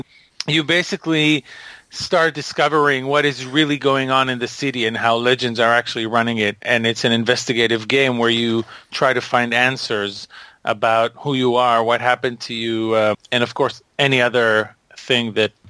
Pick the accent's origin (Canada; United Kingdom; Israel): Israel; also born or lived in Boston; I live part of the year in Boston, but most of the year I live in Israel.